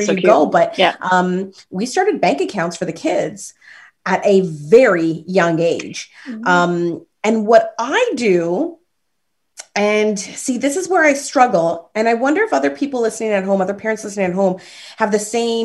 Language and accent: English; Toronto, Ontario, Canada; At the age of 10, I was living in Rexdale and born and raised in Rexdale